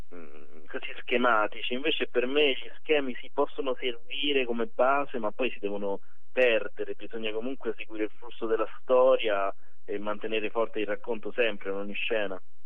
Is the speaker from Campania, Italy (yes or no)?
no; Rome, Lazio, Italy; da romano